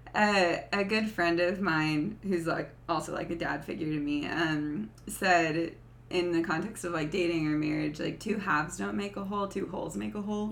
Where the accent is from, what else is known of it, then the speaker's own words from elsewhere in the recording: the South, United States; I grew up in the South